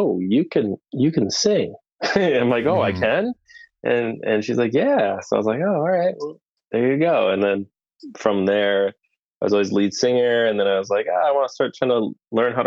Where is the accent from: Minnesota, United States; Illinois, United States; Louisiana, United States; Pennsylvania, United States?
Minnesota, United States; Rochester; now in Richfield, United States; I'm originally from Rochester